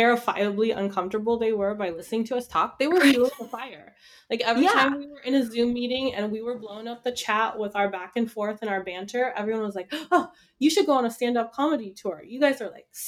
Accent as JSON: {"language": "English", "town": "Los Angeles", "region": "California", "country": "United States", "tie": "born or raised there", "said": "So I grew up in Los Angeles."}